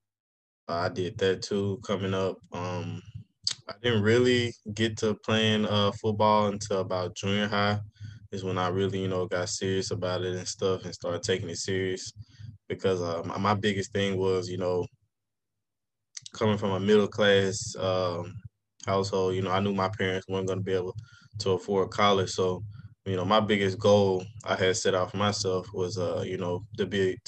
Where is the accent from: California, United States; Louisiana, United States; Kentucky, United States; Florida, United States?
Louisiana, United States; Monroe; I'm from Monroe, Louisiana. Originally, I went to Carroll High School during my high school days.